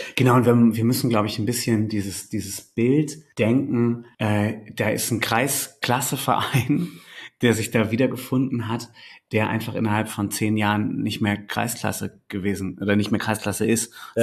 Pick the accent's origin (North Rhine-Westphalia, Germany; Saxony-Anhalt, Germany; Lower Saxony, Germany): Lower Saxony, Germany; Delmenhorst; moved away as an adult; now in Bremen, Germany; ich bin äh, gebürtiger Delmenhorster, bin in dieser Stadt auch aufgewachsen